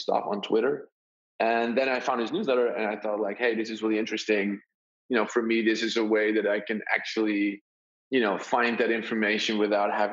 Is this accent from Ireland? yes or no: no; Netherlands; I'm from the Netherlands